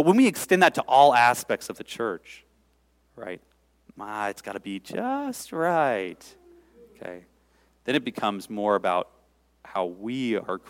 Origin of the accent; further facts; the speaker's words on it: Seattle, Washington, United States; I grew up in Seattle